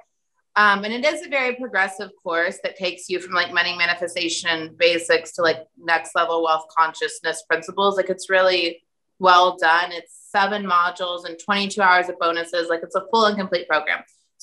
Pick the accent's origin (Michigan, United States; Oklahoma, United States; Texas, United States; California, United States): Oklahoma, United States; Sand Springs; moved away; I grew up in Sand Springs, the tiny, tiny town outside of Tulsa